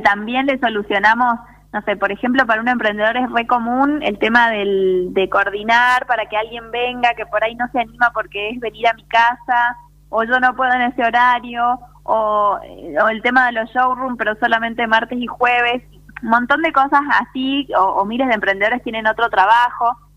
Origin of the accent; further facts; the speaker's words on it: Salta, Argentina; also born or lived in Buenos Aires; soy de Salta, viví ah. unos años en Buenos Aires porque estudié allá, pero soy una enamorada de mi provincia, me volví porque me encanta la vida en Salta